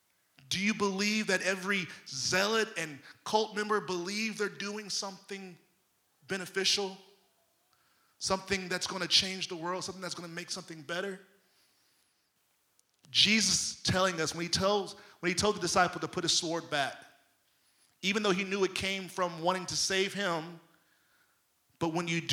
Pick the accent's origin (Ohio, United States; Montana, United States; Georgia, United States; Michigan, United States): Michigan, United States; Detroit; I'm holy, but don't cross me, because I'm from Detroit.